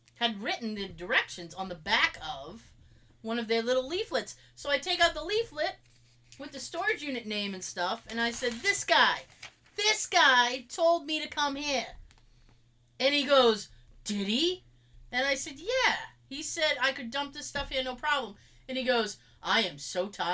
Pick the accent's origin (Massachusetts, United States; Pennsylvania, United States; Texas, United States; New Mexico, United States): Massachusetts, United States; I'm from Mass. I have that accent